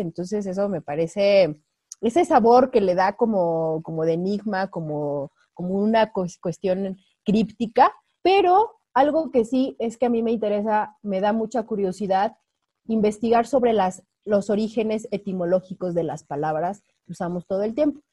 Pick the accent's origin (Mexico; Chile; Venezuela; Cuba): Mexico